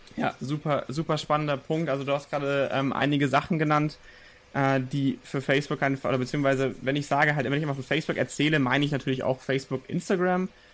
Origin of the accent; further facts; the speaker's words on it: Nuremberg, Bavaria, Germany; ich komme aus Nürnberg